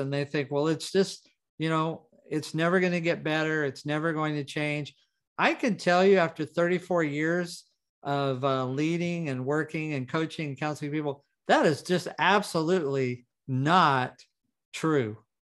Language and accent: English; Roswell, New Mexico, United States; born there; I was born in Roswell, New Mexico. I had between 40 and 50 fractures by the time I was 13.